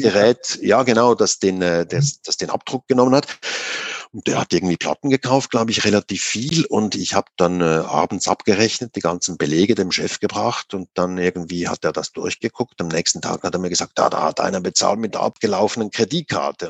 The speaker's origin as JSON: {"language": "German", "country": "Switzerland", "tie": "born or raised there", "also_born_or_lived": "Zurich", "said": "1980, war ich 17, da bin ich äh, nach Zürich gekommen gekommen aus der Gegend, wo ich herkomme. Also das war 25 Kilometer von Zürich weg, war aber damals noch wirklich das Land, ein Bauerndorf damals noch"}